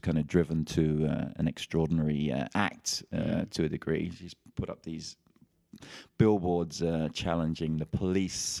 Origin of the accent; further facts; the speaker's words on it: London, United Kingdom; it's my hometown